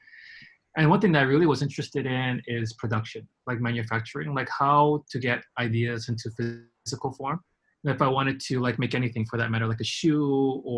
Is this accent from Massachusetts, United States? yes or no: no; Hawaii, United States; moved away as an adult; also born or lived in San Francisco, United States / Hong Kong; I grew up in Hawaii, and first chance I got, I left. I went to Kalani High School.